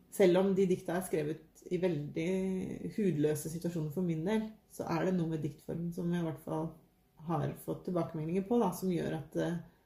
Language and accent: Norwegian; Trøgstad, Viken, Norway; now in Våle, Norway; Jeg har vokst opp i Trøgstad i Østfold